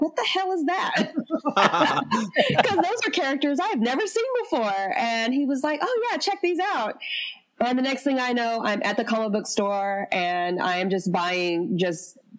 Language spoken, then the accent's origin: English; the South, United States; accent: Southern; I'm from the South and she's from the South. So when I listened to the show, I was like, oh my God, I love this woman's voice. And back then I really did sound really Southern.